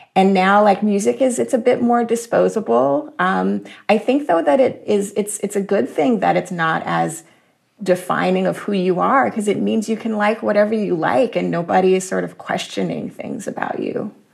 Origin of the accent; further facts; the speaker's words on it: Jacksonville, Florida, United States; I was born and raised in Jacksonville, Florida